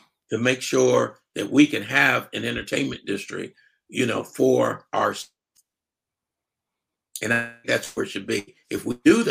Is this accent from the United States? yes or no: yes; Columbus, Ohio, United States; now in San Antonio, United States; I was from Columbus, Ohio.